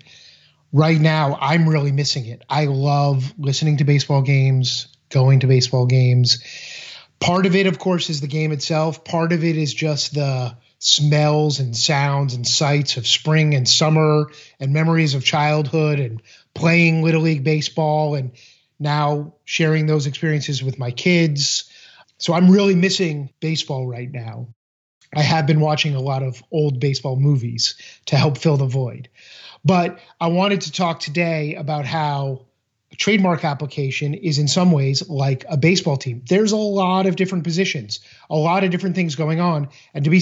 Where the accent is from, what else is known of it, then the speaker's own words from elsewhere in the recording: Boston, Massachusetts, United States; I grew up in Boston